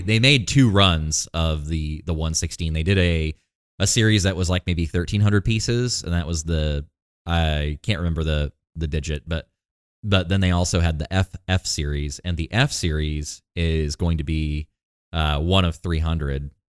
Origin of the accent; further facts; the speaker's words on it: Maine, United States; now in Texas, United States; I'm from Maine.